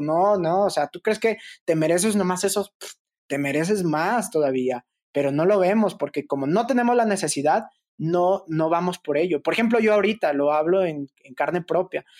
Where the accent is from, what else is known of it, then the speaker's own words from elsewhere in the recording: Fresnillo, Zacatecas, Mexico; moved away; a unos kilómetros de donde yo nací, que era Fresnillo, Zacatecas